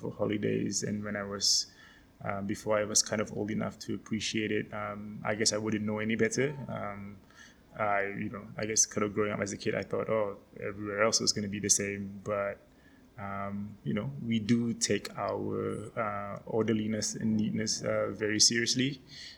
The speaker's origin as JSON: {"language": "English", "country": "Singapore", "moved": "yes"}